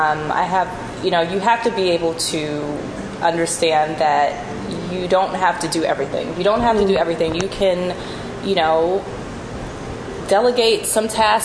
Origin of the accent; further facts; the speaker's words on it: New York, United States; I grew up in New York